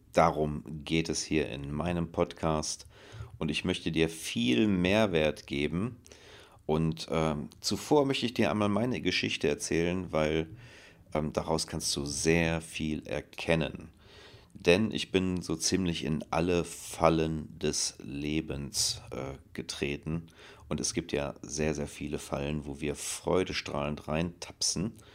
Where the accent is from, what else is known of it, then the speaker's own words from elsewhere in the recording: Germany; moved away as an adult; also born or lived in France / Barcelona, Spain; in dem Ort, wo ich herkomme